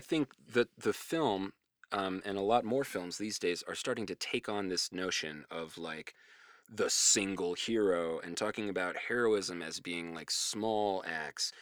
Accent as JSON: {"language": "English", "region": "New Mexico", "country": "United States", "tie": "born or raised there", "said": "growing up in New Mexico"}